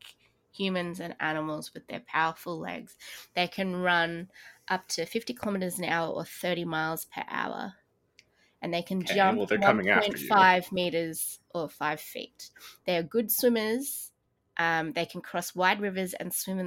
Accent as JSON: {"language": "English", "country": "Australia"}